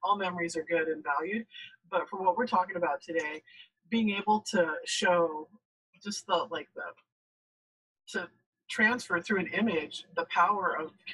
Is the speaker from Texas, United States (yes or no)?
yes; El Paso, Texas, United States; I grew up in El Paso, but I spent a lot of time on the coast